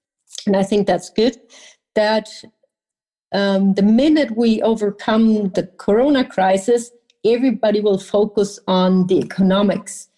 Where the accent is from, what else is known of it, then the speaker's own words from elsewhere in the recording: Berlin, Germany; I come from Berlin